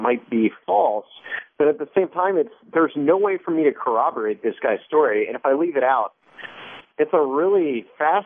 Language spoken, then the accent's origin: English; Bolivar, Ohio, United States; also born or lived in Wadsworth, Ohio; I was born and raised in a tiny town in Ohio called Bolivar, which is like this pinprick on the map right off Route 77